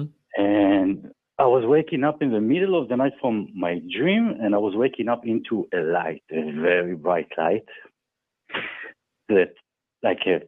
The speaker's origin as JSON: {"language": "English", "country": "Germany", "tie": "born or raised there", "said": "I grew up in Germany, in the countryside, in the deep countryside"}